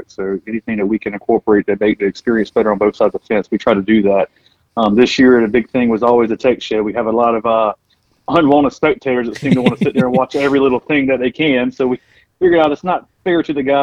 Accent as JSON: {"language": "English", "town": "Georgetown", "region": "South Carolina", "country": "United States", "said": "I'm originally from Georgetown, South Carolina."}